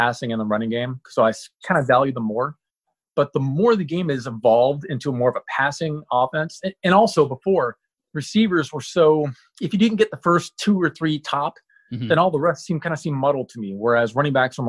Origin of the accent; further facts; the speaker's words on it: Tampa, Florida, United States; moved away as an adult; also born or lived in Utah; now in Oregon, United States; I was born and raised in Tampa, Florida